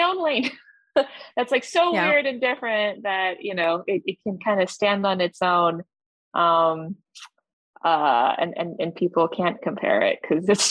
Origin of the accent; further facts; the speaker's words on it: Canada; also born or lived in Chongqing, China; I immigrated with my parents to Canada when I was 2 years old.